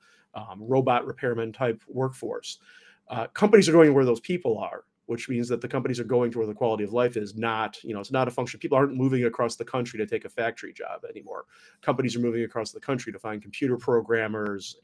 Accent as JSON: {"language": "English", "town": "Detroit", "region": "Michigan", "country": "United States", "tie": "born or raised there", "said": "my hometown of Detroit"}